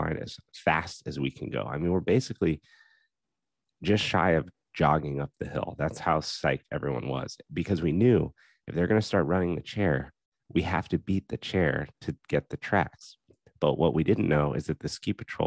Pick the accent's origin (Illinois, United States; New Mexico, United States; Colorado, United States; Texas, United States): Colorado, United States; Steamboat Springs; in Colorado, growing up in Steamboat, I'm absolutely biased to Steamboat